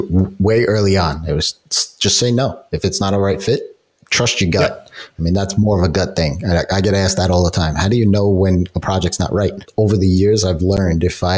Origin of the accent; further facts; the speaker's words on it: New York City, New York, United States; as a New Yorker, you know, it's not cheap to live here